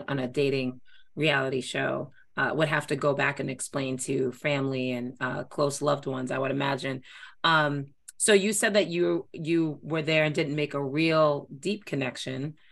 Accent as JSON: {"language": "English", "region": "New York", "country": "United States", "moved": "yes", "lives_now": "Boston, United States", "said": "I'm from New York. Um, and I, and I basically, and I live in Boston."}